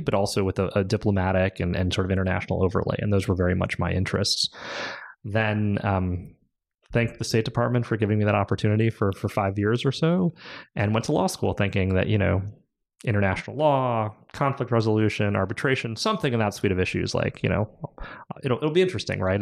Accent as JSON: {"language": "English", "region": "California", "country": "United States", "said": "we moved home to California. We're both Californian"}